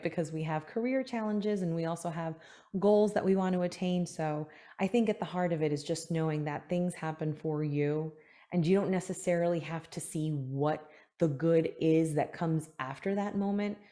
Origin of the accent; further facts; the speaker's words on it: New York City, New York, United States; moved away as an adult; now in Palm Beach County, Florida, United States; I am originally from New York. I was born in Manhattan, spent some time in Queens and Brooklyn, and then back to Queens right before I moved to Florida seven, eight years ago now